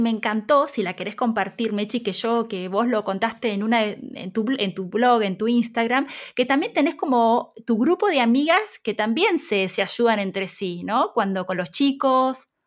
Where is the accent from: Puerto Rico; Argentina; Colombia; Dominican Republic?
Argentina; Ojo, ayuda un montón que nosotros los dos somos argentinos.